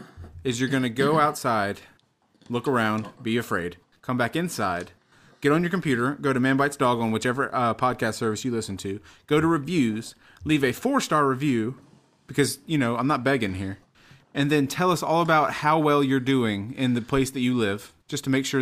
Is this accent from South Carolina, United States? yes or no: yes; South Carolina, United States; I'm from South Carolina.